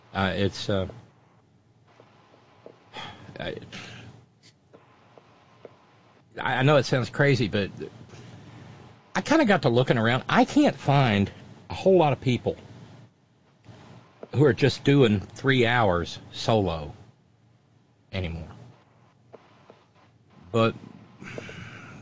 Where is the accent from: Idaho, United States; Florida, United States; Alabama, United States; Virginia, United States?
Alabama, United States; I'm from Alabama